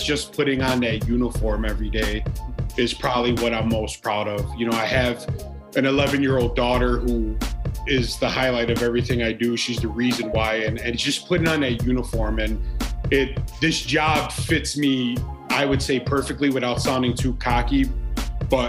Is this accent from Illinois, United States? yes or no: yes; Chicago, Illinois, United States; I'm from Chicago